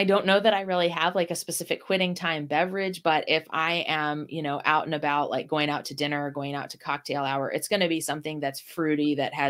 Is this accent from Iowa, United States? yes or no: no; Ohio, United States; I was raised in Northwest Ohio, where classic rock is just a big thing.